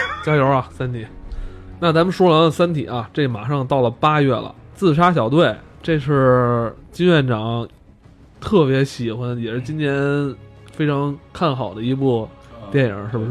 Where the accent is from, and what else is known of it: China